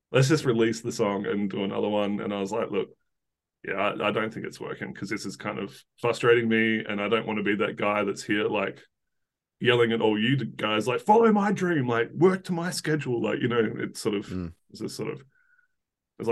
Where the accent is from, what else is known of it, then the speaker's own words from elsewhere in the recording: south of Perth, Western Australia, Australia; sort of south of Perth, but Perth is the closest big city.